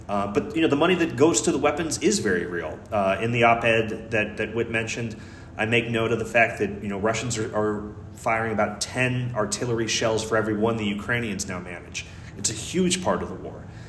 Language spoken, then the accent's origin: English; United States; I'm just an American, you know, I'm an American writer